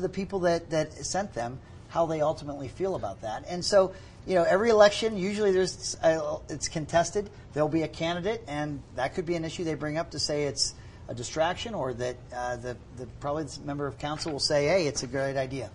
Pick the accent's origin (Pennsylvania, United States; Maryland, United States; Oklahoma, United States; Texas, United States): Pennsylvania, United States; Pittsburgh; now in Utah, United States; I grew up in Pittsburgh